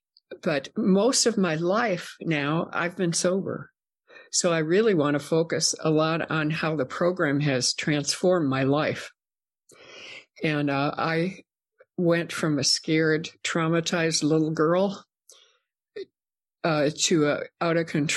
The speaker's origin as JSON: {"language": "English", "region": "Minnesota", "country": "United States", "tie": "born or raised there", "said": "I grew up in Minnesota"}